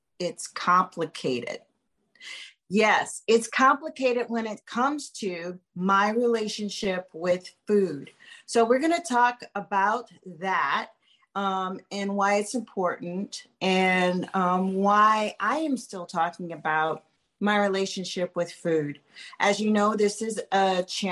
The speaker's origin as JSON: {"language": "English", "town": "New Orleans", "region": "Louisiana", "country": "United States", "tie": "born or raised there", "said": "I grew up in New Orleans"}